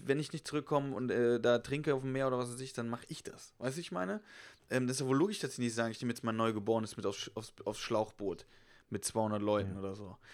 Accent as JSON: {"language": "German", "country": "Germany", "said": "klar, bin ich Deutscher"}